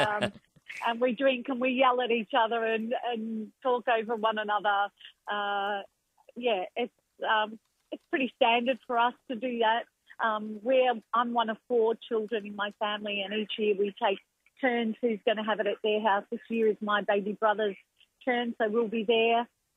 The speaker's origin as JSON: {"language": "English", "town": "Melbourne", "region": "Victoria", "country": "Australia", "tie": "born or raised there", "said": "back home to my hometown"}